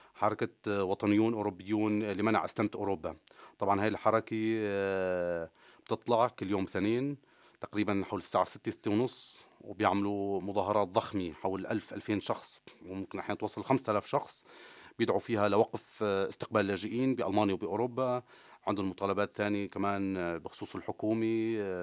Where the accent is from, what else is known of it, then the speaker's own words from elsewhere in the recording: Syria; now in Germany; الشباب هون كلياتنا نحن من سوريا